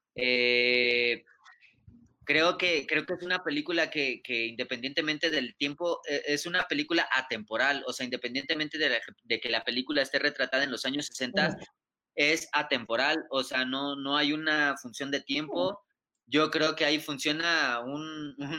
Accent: Mexico; somos mexicanos

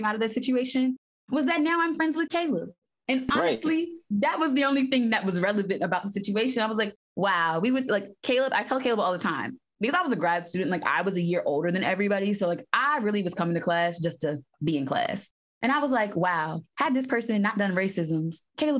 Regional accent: Washington, District of Columbia, United States; originally from Washington, D.C., born and raised, second generation D.C., actually

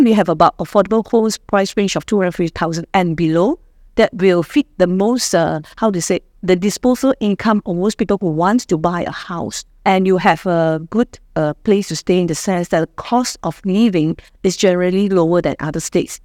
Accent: Ipoh, Perak, Malaysia; I'm also from Ipoh

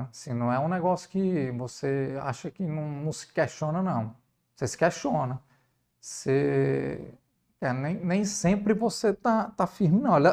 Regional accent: Ceará, Brazil; Preconceito de ser cearense? É, não, e nem foi nem foi por ser nordestino, não.

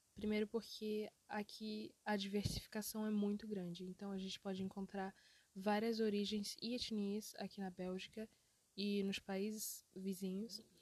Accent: Brazil; also born or lived in Africa; quando tinha quase 8 anos, quando eu me mudei para o Brasil

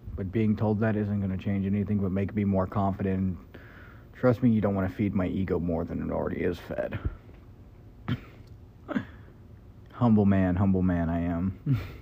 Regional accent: Kentucky, United States; moved away; I grew up in Kentucky

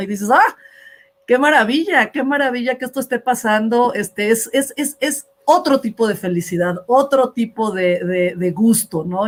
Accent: Mexico; somos los mexicanos

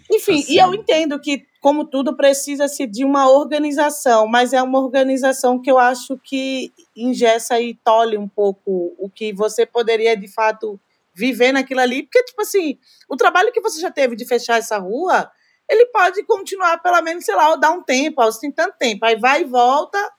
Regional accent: Recife, Pernambuco, Brazil; also born or lived in Olinda; now in São Paulo, Brazil; eu sou de Recife

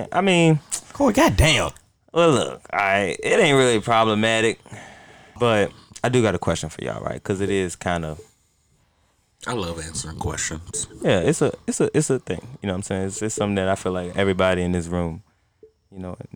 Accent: United States; we all you know born and raised in the United States, right? We are African Americans.

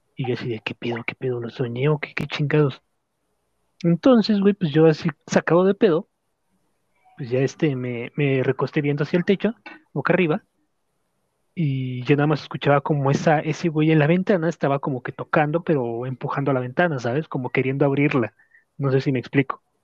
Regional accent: Mexico; Como buen mexicano que soy

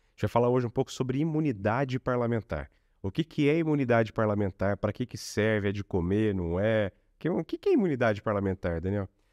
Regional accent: Lorena, São Paulo, Brazil; also born or lived in Cachoeira Paulista; minha cidade natal, Lorena, a cidade que eu morei, Cachoeira é Paulista.

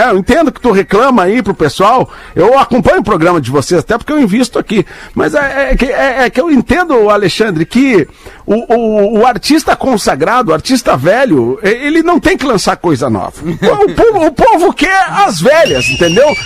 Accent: Maranhão, Brazil; eu sou do Maranhão.

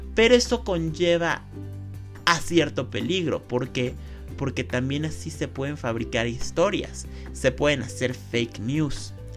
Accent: Mexico; como mexicanos

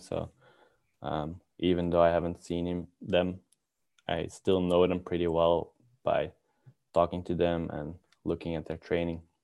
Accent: Belgium; moved away as an adult; now in Helsinki, Finland; I'm from Belgium

